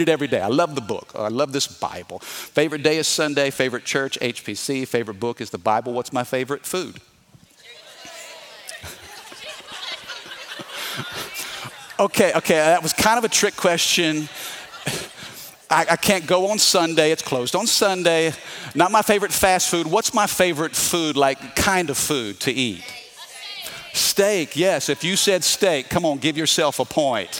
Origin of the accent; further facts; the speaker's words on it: Midwest, United States; I'm from the Midwest